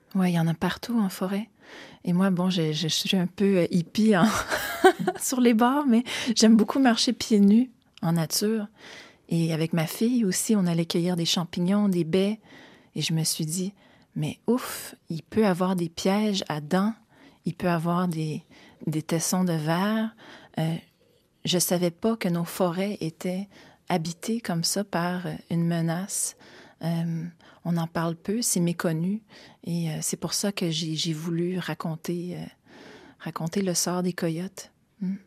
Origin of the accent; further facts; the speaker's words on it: Montreal, Quebec, Canada; also born or lived in Kamouraska; j'ai grandi à Montréal